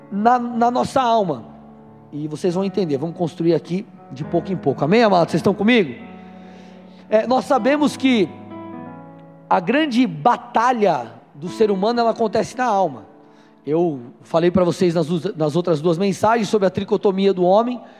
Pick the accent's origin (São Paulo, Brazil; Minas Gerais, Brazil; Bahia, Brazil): São Paulo, Brazil; moved away as an adult; Eu eu sou paulistano, nasci em São Paulo, capital, fiquei até meus 23 anos lá e mudei para o Paraná.